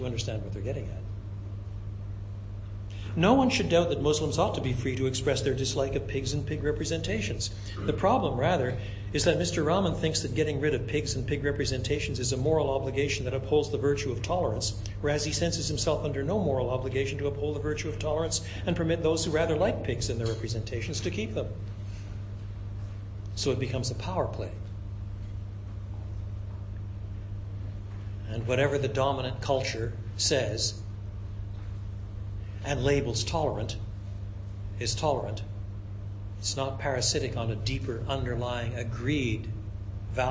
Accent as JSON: {"language": "English", "region": "Quebec", "country": "Canada", "tie": "born or raised there", "said": "I was brought up in French Canada"}